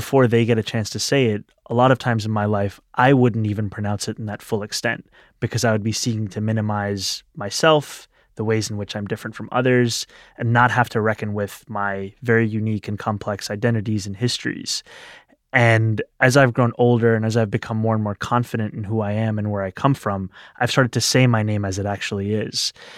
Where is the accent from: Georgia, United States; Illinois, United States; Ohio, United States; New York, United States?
New York, United States; New York City; Growing up in New York City, it's a very diverse place, and yet I remember being very self-conscious about my identity in high school especially.